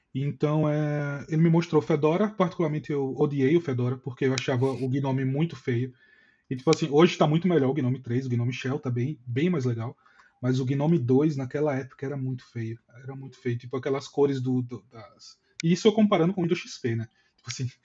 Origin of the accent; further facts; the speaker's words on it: Maceió, Alagoas, Brazil; eu sou de Maceió